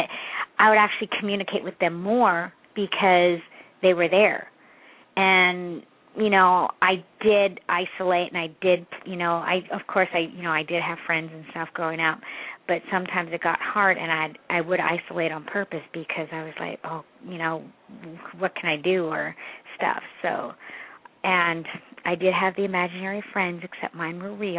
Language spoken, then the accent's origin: English; Canada; I'm from Canada, and I'm adopted too